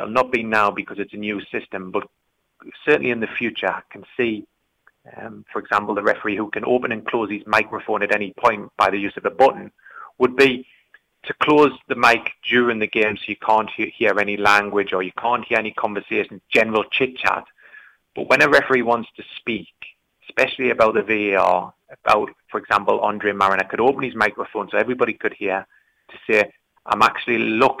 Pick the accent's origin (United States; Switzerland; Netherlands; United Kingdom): United Kingdom; Geordie, North East England; accent: Geordie; My Geordie accent